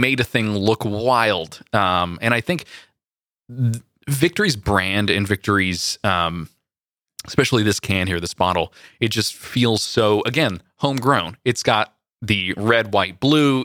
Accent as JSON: {"language": "English", "area": "Central Valley", "region": "California", "country": "United States", "tie": "born or raised there", "said": "growing up in the Central Valley"}